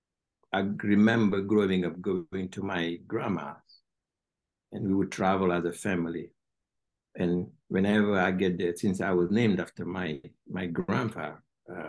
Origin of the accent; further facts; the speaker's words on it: Senegal; English is a second language; now in United States; people don't know much about Senegal in this part of the world because we're French-speaking countries